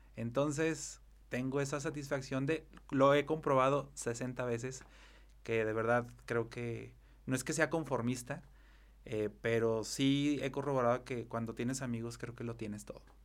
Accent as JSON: {"language": "Spanish", "region": "Zacatecas", "country": "Mexico", "said": "me puedo describir como un ciudadano muy, como muy arraigado, muy apasionado de su ciudad. Soy, soy un enamorado de Zacatecas, del estado y más de la capital"}